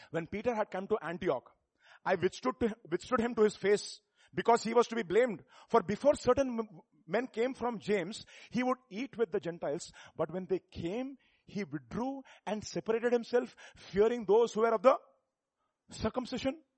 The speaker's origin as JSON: {"language": "English", "region": "South India", "country": "India", "said": "You are from North India. I'm from South India. In South India, different Indias again."}